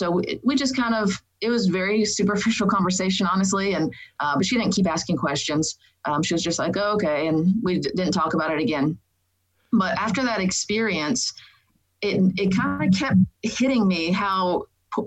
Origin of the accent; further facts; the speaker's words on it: Dallas, Texas, United States; I grew up in Dallas, Texas, and grew up in a Catholic family